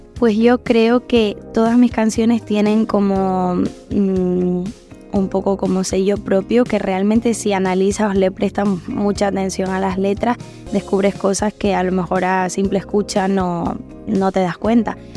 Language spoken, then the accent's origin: Spanish; La Palma, Canary Islands, Spain; now in Madrid, Spain; pude cantarla allí en La Palma y, y bueno, con, mucha emoción. Y, nada, la verdad que fue muy cerquita de mi pueblo, de donde yo he, crecido